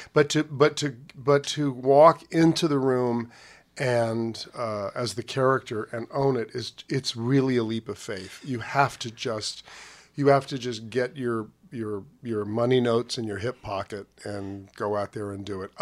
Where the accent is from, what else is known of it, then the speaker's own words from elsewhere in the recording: New York, United States; also born or lived in Havana, Cuba; they both became teachers and opened a school in New York. So the, the world that I grew up in as a small boy